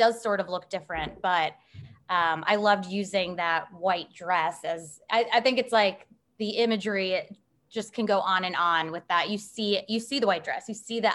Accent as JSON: {"language": "English", "town": "Chicago", "region": "Illinois", "country": "United States", "also_born_or_lived": "East Coast, United States", "moved": "as an adult", "lives_now": "Nashville, United States", "said": "I'm from Chicago, and I spent undergrad and grad school out east"}